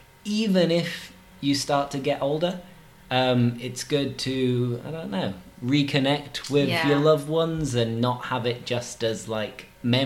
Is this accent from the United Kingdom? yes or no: yes; England, United Kingdom; But as far as I know, I'm English. Through and through. 100% English.